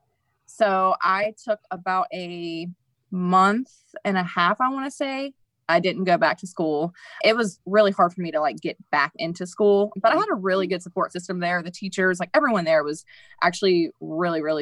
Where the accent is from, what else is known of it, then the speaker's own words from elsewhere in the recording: Raleigh, North Carolina, United States; I was born and raised in Raleigh.